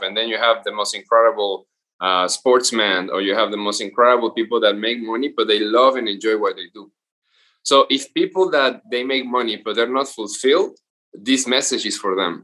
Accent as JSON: {"language": "English", "region": "Veracruz", "country": "Mexico", "tie": "born or raised there", "moved": "yes", "said": "Veracruz from where I'm from"}